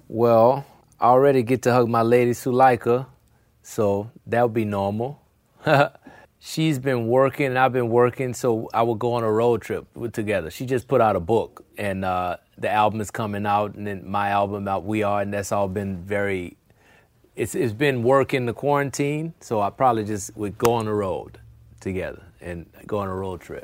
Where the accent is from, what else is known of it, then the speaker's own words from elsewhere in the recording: New Orleans, Louisiana, United States; New Orleans, my hometown